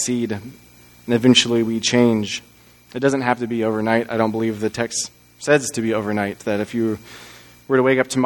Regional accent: Texas, United States; moved away; I'm originally from Texas, and I went to the University of Texas in Austin because that's where my parents went to school. We grew up as just a Texas family

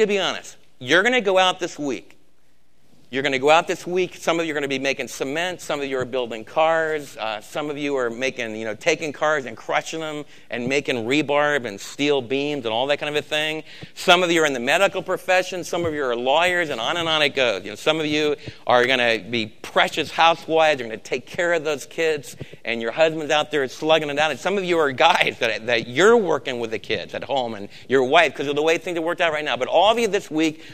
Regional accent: East Coast, United States; moved away; also born or lived in Texas / Los Angeles; I'm from the East Coast, and now I'm from Texas.

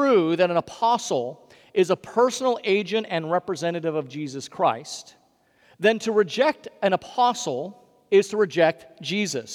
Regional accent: Hawaii, United States; moved away; my home state of Hawaii

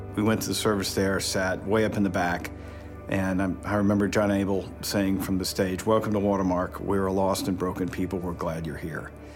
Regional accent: Atlanta, Georgia, United States; now in Dallas, United States; I'm originally from Atlanta

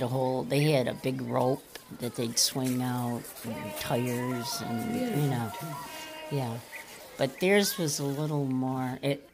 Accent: Syracuse, New York, United States; born or raised there

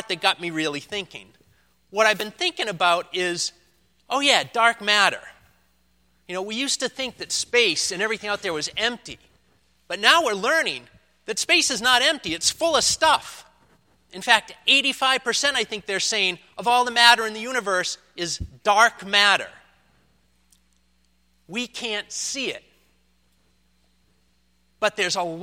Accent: Leominster, Massachusetts, United States; moved away; my hometown, the place I grew up

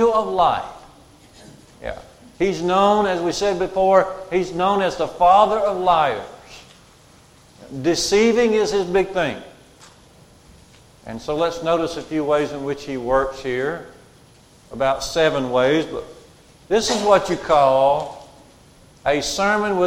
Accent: Curry, Alabama, United States; I grew up at Curry near Smith Lake

